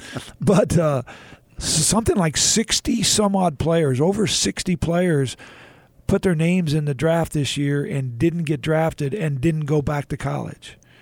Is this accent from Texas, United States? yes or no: yes; Houston, Texas, United States; I was a kid growing up in Houston